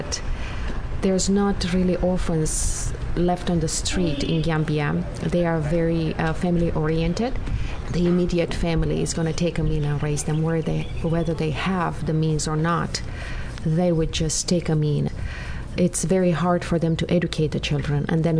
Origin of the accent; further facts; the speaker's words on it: Romania; now in Vancouver, Canada; I am originally from Romania.